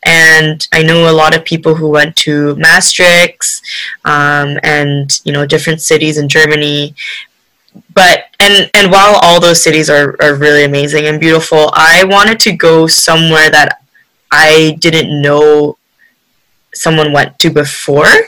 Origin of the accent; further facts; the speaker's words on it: Canada; also born or lived in Korea; I was born in Korea um, but I moved to Canada when I was five.